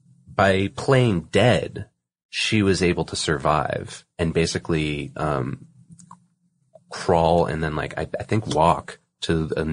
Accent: Massachusetts, United States; I chose one from, you know, the neck of the woods that I grew up in, which is, you know, I'm from Massachusetts. I went to school in New Hampshire.

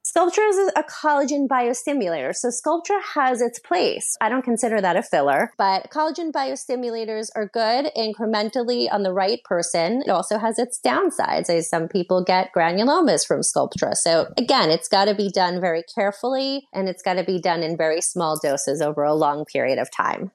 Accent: New York, United States; I am from New York. My training is from New York

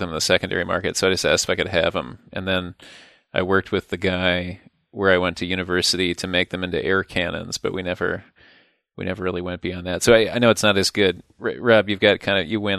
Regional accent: Midwest, United States; Midwestern Viking

